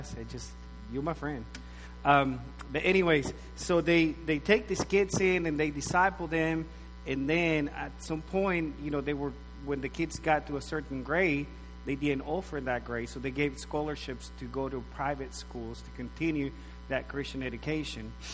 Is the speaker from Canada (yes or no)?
no; Nicaragua; moved away as an adult; I was born and raised in Nicaragua, Central America, up till I was probably 18, 19 years old.